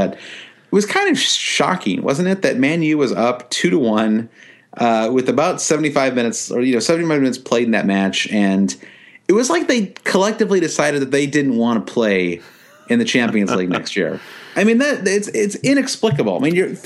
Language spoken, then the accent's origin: English; United States